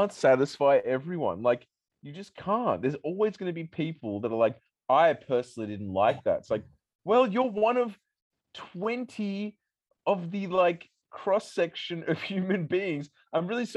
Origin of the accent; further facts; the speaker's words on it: Australia; I'm from Australia